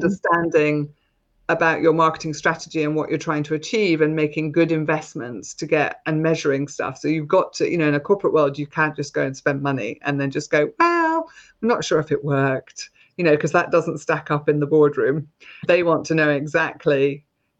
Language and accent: English; Scotland, United Kingdom; now in Gloucestershire, United Kingdom; I was brought up in Scotland